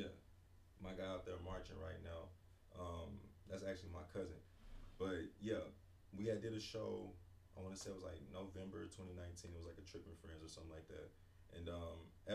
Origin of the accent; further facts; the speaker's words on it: Oklahoma City, Oklahoma, United States; I'm from Oklahoma City, Oklahoma.